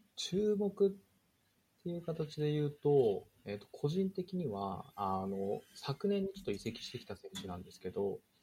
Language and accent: Japanese; near Kashiwa, Chiba, Japan; 自分は出身は千葉で、まあ、柏の近くに住んでいたので